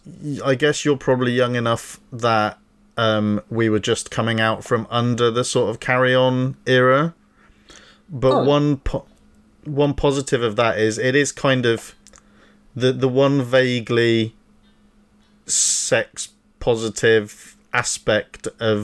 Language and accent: English; United Kingdom; but we're cheeky, aren't we? We're naughty British people.